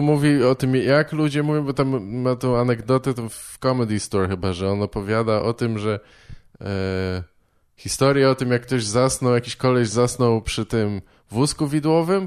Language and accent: Polish; Warsaw, Masovian Voivodeship, Poland; ja się wychowałem w Warszawie